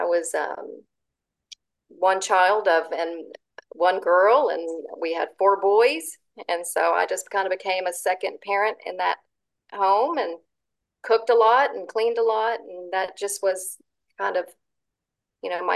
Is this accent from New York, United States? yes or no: no; Zephyr, Texas, United States; I grew up in Central Texas, and my childhood years were spent in Zephyr, Texas, which is right in the center of Texas.